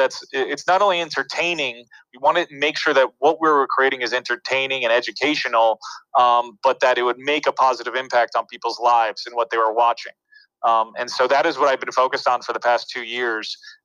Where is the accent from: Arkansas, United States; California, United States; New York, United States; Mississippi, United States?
New York, United States; New York City; also born or lived in Los Angeles / New Jersey; I was born in New York City, and you know, my parents would go to work every day, and I was raised by my grandma, you know, during the day as a child. So she lived on St. Mark's Place since the 50s.